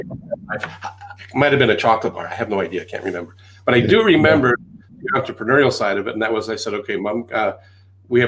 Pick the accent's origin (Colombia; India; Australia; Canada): Canada; accent: Canadian; also born or lived in England; Several decades ago, brought over to Canada